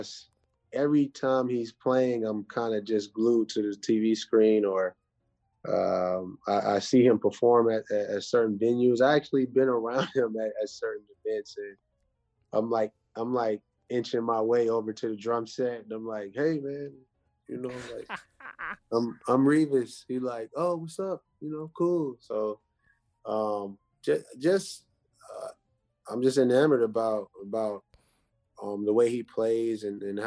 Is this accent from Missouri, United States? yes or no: no; Pittsburgh, Pennsylvania, United States; I'm from the Pittsburgh, greater Pittsburgh area